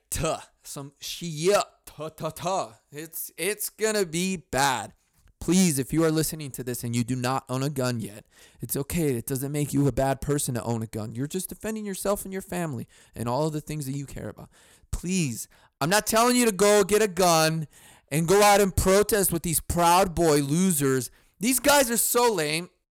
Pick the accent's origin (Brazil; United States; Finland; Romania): United States; I'm an American